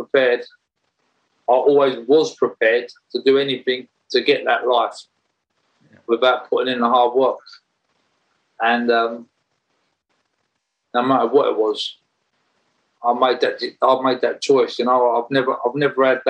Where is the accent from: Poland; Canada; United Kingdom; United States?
United Kingdom; Romford, London; I was born in Rush Green in Romford, and I was brought up by my mum